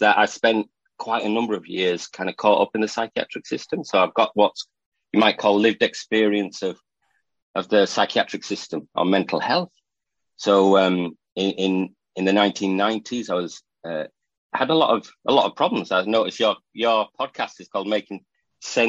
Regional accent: England, United Kingdom; also born or lived in Northumberland; I'm from England. I live in Northumberland, near Scotland, so for the northeast coast of England

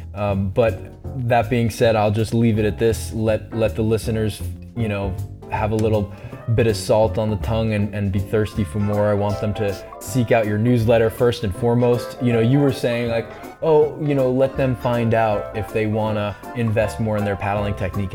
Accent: East Coast, United States; I'm from the East Coast

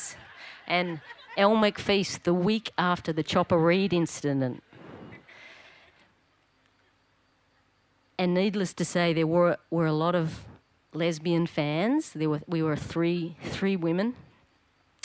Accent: Melbourne, Victoria, Australia; when I was just a little tacker growing up in Paran. At the Paran swimming pool

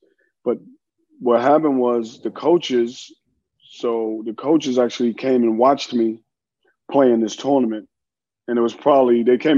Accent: New York City, New York, United States; moved away as an adult; I grew up, I'm born and raised in Harlem. Yep. So Harlem, USA.

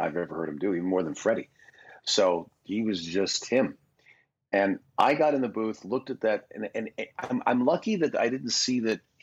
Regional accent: Toronto, Ontario, Canada; moved away as an adult; now in United States; up in Toronto, my hometown, but I was living here

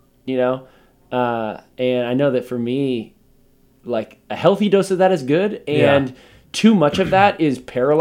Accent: Pasadena, California, United States; now in Bay Area, United States; Grew up in Pasadena

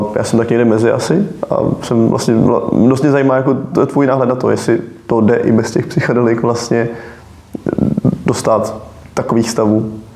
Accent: Bohemia, Czechia; u nás v Čechách

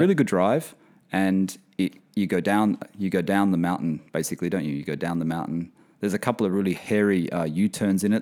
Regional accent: Sydney, New South Wales, Australia; also born or lived in London; now in Bahrain; I'm from Sydney

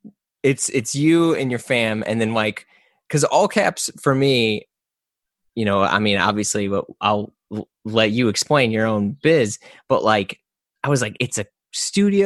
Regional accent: St. Louis, Missouri, United States; moved away; I'm from St. Louis

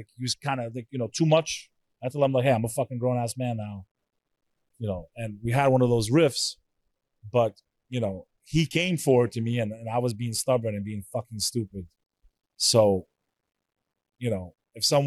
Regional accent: New York, United States; I'm a New Yorker

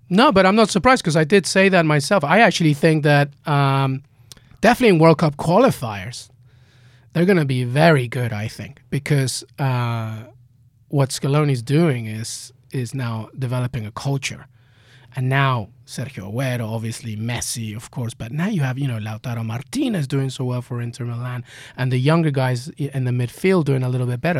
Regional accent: England, United Kingdom; I'm growing up in England.

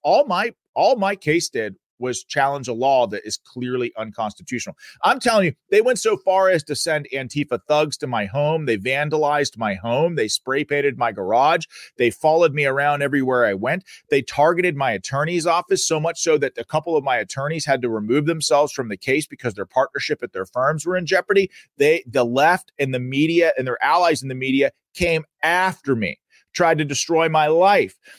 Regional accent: Pennsylvania, United States; My home state, the Commonwealth of Pennsylvania.

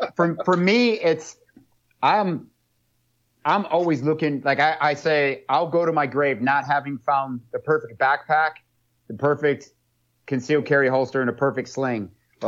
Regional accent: New England, United States; That's what I grew up with up in New England.

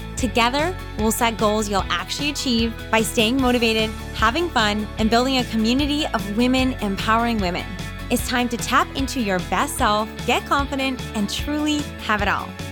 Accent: Canada; I'm a Canadian

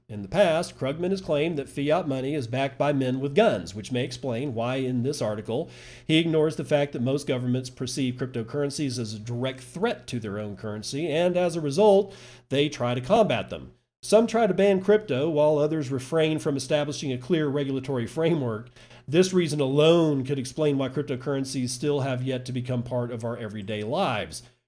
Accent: United States; I'm an American

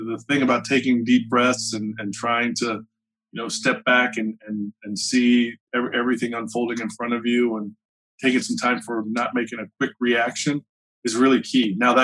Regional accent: Gainesville, United States; Growing up in Gainesville, I had a good group of friends.

